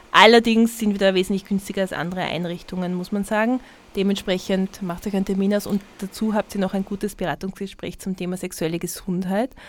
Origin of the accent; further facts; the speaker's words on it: Tyrol, Austria; Also ich sag dir, als Tirolerin, ich würde die empfehlen, ein paar Mal zumindest diese Steigassen-Sache zu üben